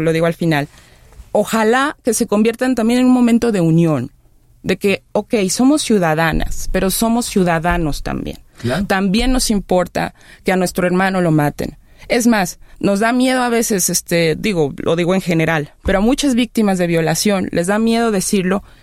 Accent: Mexico; somos mexicanos, mexicanas

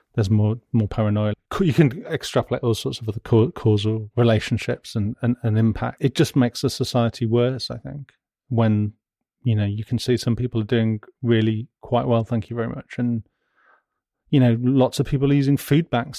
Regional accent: West Midlands, United Kingdom; I'm from the West Midlands

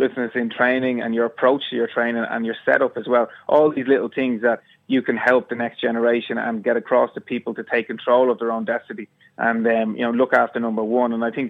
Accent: Ireland

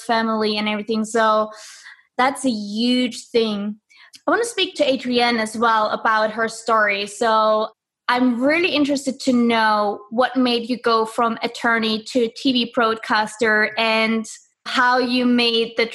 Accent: Germany; moved away; I'm from Germany.

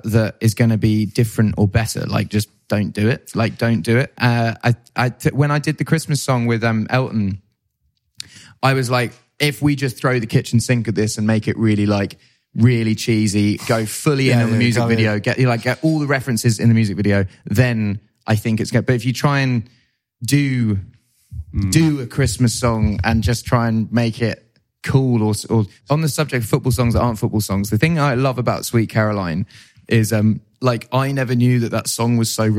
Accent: England, United Kingdom; As an English singer

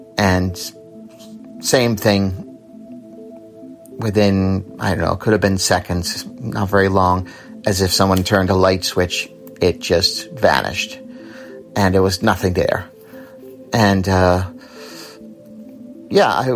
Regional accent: Massachusetts, United States; now in Ireland; I'm originally from Massachusetts, but I live in Ireland on the East Coast

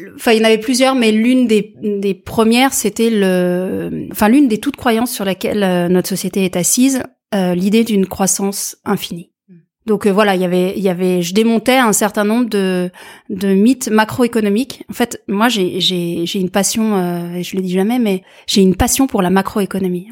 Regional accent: France; je viens de France, je suis diplômée

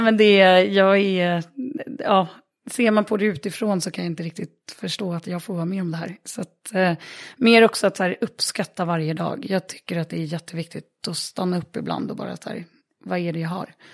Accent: Örebro, Örebro County, Sweden; när jag växte upp i Örebro

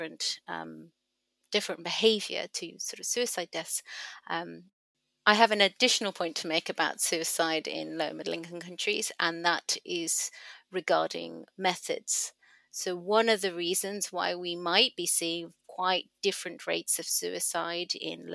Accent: Hong Kong; moved away; also born or lived in Sri Lanka / Cardiff; I was born in Sri Lanka, but I grew up in Hong Kong

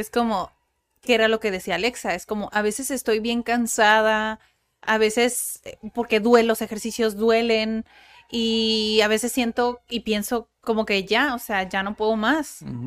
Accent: Mexico; yo soy mexicana y también tengo esa cultura

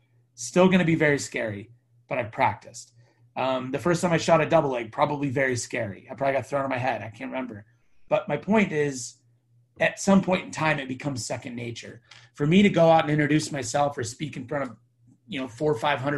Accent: Temecula, California, United States; I'm from Temecula, California

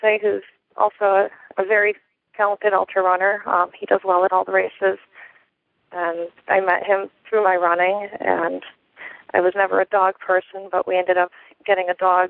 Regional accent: Connecticut, United States; moved away; I'm originally from Connecticut, so that's where I started trail running.

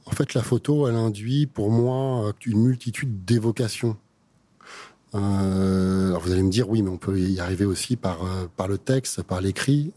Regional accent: France; en tant que Français

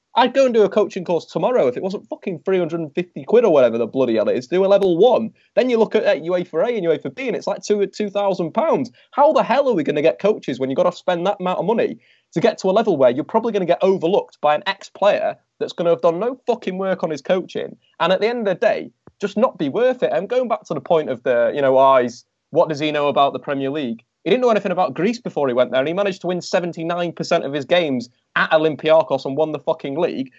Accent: England, United Kingdom; we're English

